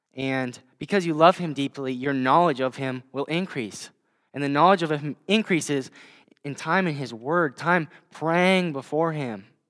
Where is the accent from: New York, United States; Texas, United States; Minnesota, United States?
Minnesota, United States; Hills-Beaver Creek area; now in Vermillion, United States; I actually grew up just, uh, about twenty miles from here, um, in the Hills Beaver Creek area